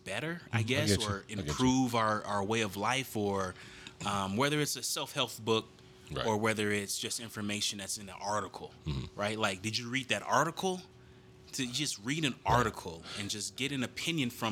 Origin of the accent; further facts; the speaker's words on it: Denver, Colorado, United States; We grew up in Denver